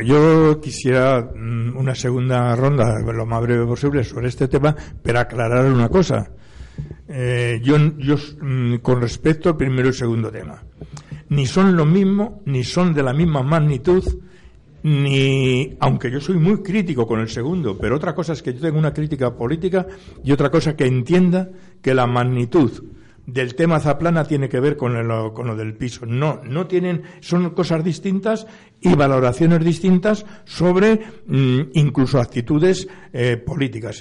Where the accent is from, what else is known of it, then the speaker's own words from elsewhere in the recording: Spain; como español